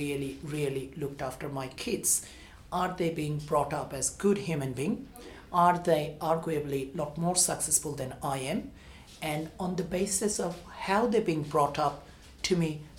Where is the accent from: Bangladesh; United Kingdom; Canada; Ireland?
Bangladesh; now in Australia; I was born in Bangladesh